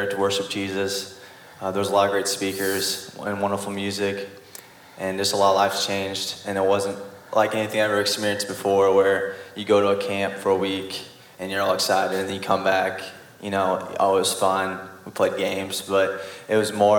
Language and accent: English; Mount Zion, Illinois, United States; I'm from Mount Zion